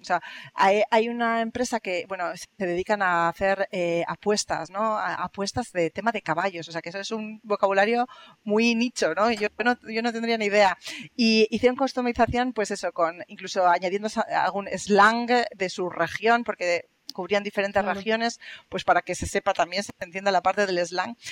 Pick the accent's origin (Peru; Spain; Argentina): Spain; accent: Spanish; now in Germany; yo tengo mi acento, yo digo hello y todo el mundo me dice, ah, eres española